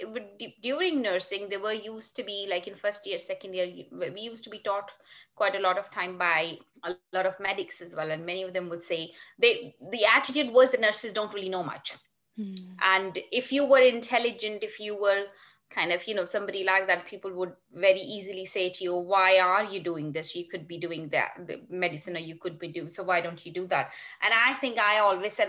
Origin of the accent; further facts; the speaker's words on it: Karachi, Sindh, Pakistan; moved away as an adult; now in Sheffield, United Kingdom; I was born and raised in Pakistan, in Karachi.